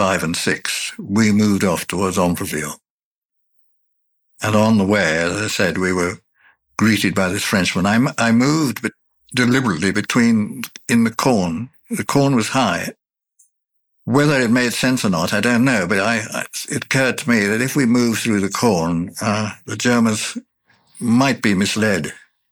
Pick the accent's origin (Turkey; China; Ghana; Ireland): Ireland; I'm an Irishman